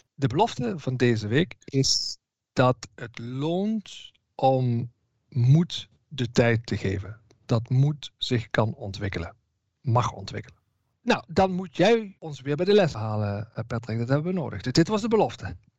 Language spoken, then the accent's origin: Dutch; Southerners, southern Netherlands, Netherlands; Zeker als Zuiderlingen